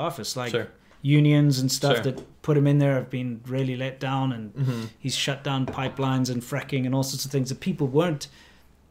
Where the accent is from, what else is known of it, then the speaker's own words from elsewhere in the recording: South Africa; I come from South Africa